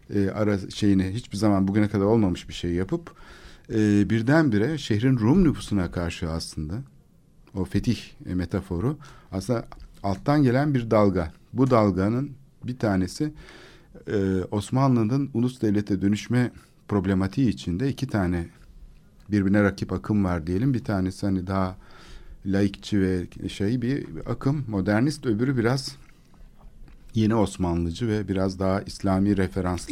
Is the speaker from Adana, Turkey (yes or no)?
no; Istanbul, Turkey; benim çocukluğum Kalamış'ta geçti.